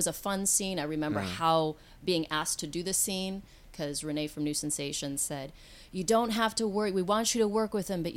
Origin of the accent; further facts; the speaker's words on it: Oregon, United States; also born or lived in Bay Area, California; now in Los Angeles, United States; I'm from Oregon